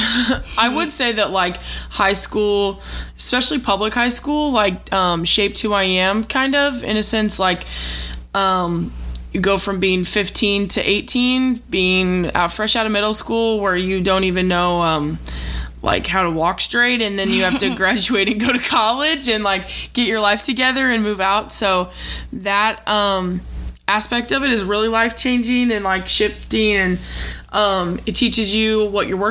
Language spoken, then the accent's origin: English; Missouri, United States; I'm from Missouri